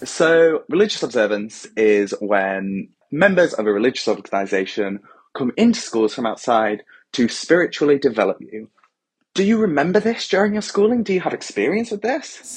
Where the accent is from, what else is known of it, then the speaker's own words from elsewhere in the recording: England, United Kingdom; I'm English full and through